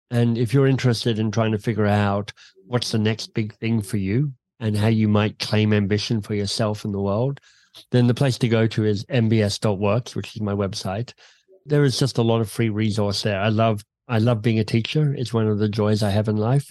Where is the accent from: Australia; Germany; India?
Australia; Canberra, Australian Capital Territory; moved away as an adult; also born or lived in Oxford / London / Boston; I grew up in Canberra in Australia